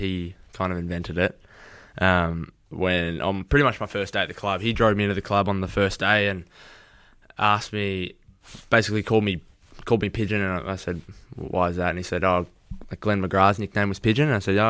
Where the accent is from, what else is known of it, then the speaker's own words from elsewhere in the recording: Toronto, Ontario, Canada; The story behind the beanie is, so like, I'm obviously from Toronto, so I've grown up supporting the Raptors.